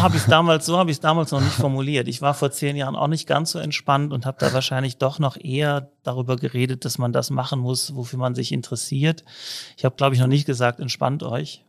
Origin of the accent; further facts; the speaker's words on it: Cologne, North Rhine-Westphalia, Germany; moved away as an adult; now in Innsbruck, Austria; Ich selber bin viel in Köln aufgewachsen, aber auch lange in Köln gelebt